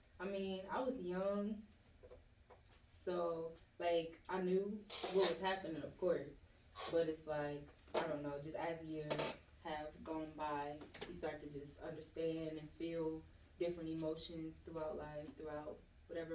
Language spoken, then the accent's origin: English; Philadelphia, Pennsylvania, United States; I am originally from West Philadelphia